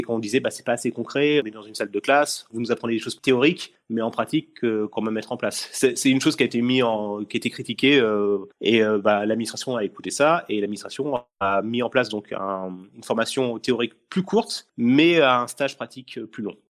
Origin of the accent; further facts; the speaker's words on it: Essonne, Île-de-France, France; je suis de l'Essonne pour pour les gens qui nous écoutent. Donc je suis de l'Essonne